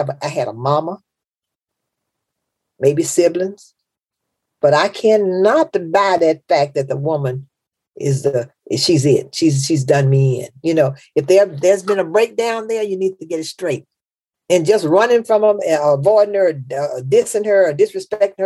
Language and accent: English; Memphis, Tennessee, United States; I'm from Memphis. That's the South